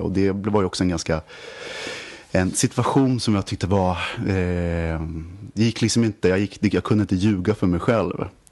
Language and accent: Swedish; Västerås, Västmanland, Sweden; jag kommer från Västerås och alla spelade bandy och var kungar på skridskor